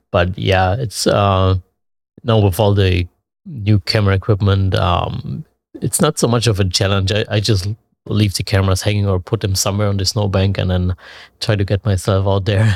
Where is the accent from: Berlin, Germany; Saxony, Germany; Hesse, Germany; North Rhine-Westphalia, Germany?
Saxony, Germany; Leipzig; I'm from Leipzig, Germany, born and raised there.